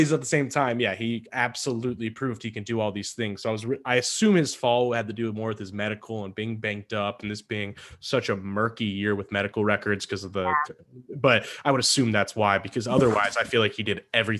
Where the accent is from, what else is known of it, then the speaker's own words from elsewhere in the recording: Wisconsin, United States; accent: Wisconsin; I just dropped the Wisconsin accent on my Wisconsin